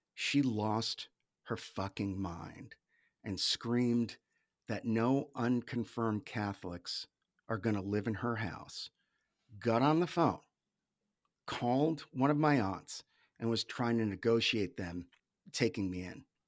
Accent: New England, United States; Grew up in New England, in the States.

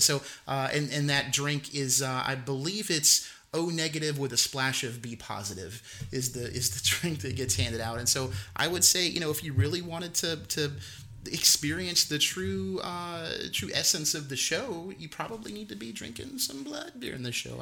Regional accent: the South, United States; I i grew up in the South and from the South I I understand dialect and appreciate it

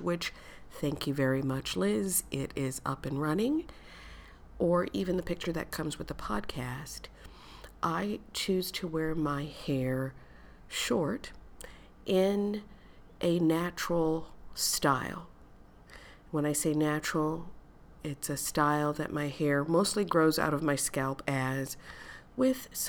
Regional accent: United States; Growing up in the United States, growing up in a red state, in a city that is racially, ethnically diverse, and very segregated

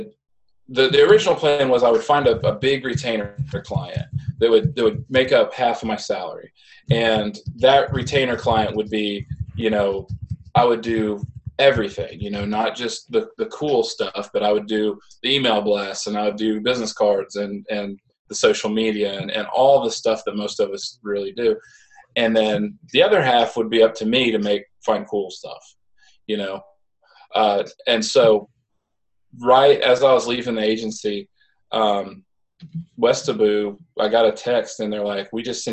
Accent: Midwest, United States; moved away; also born or lived in the South; I grew up in the Midwest, moved to the South

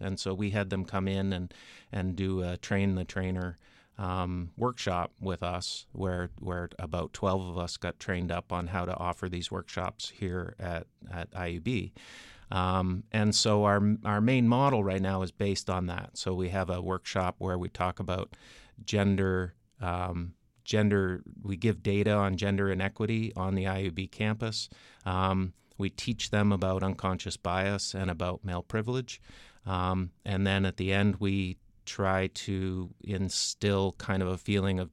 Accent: Ontario, Canada; accent: Canadian; now in United States; I grew up in Ontario, Canada

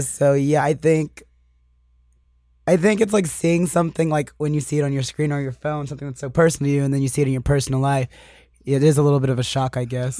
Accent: Annapolis, Maryland, United States; moved away as an adult; now in Los Angeles, United States; I'm originally from Annapolis, Maryland. It's, like, twenty minutes outside of D C

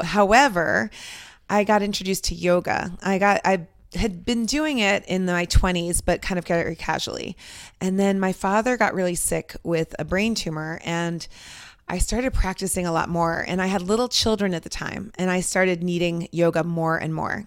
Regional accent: Westwood, Massachusetts, United States; also born or lived in Lebanon; we have been in Westwood since I was five years old

